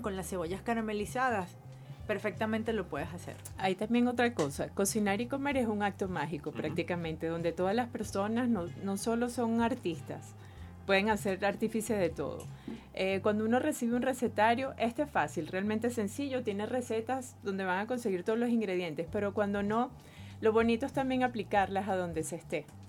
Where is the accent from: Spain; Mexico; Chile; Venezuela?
Venezuela; venimos de una mamá venezolana, somos venezolanas, nacimos aquí